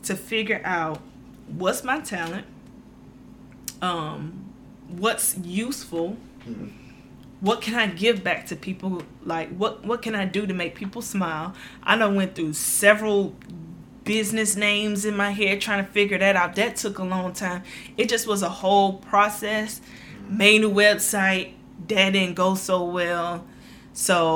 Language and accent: English; Prichard, Alabama, United States; moved away as an adult; now in Georgia, United States; I'm coming from Mobile, grew up in Mobile, well, Pritchard